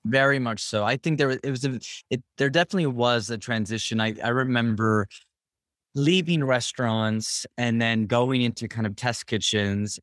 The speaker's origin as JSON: {"language": "English", "town": "Berkeley", "region": "California", "country": "United States", "tie": "born or raised there", "also_born_or_lived": "Richmond, California", "moved": "as an adult", "said": "I'm from Northern California, uh, Bay Area. Grew up in Berkeley, Richmond, um, for my whole childhood up until I was 18"}